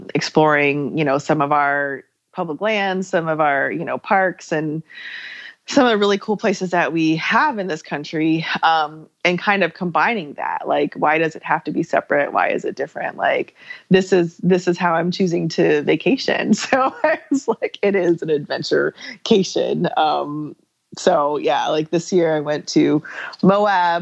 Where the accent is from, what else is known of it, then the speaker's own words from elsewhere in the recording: Germany; moved away; I grew up in Germany